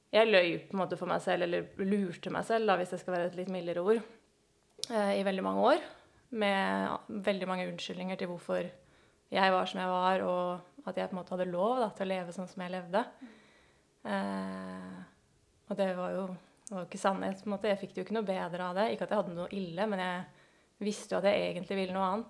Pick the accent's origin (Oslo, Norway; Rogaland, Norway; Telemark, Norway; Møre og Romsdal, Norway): Oslo, Norway; født og oppvokst i Oslo. Eh, faktisk bodd innenfor Oslo hele mitt liv.